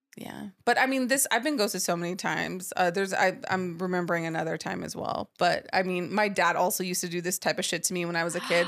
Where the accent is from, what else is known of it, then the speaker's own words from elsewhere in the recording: United States; also born or lived in Dallas, Texas / Los Angeles, California; I grew up in Dallas and in Los Angeles